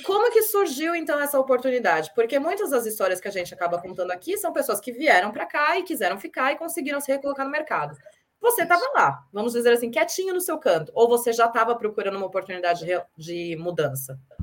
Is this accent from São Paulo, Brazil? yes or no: yes; São Paulo, Brazil; eu também sou lá de São Paulo, sou de São Paulo ah, capital